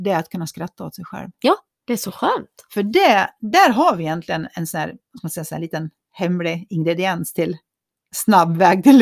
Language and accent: Swedish; Köping, Västmanland, Sweden; Jag är från Köping.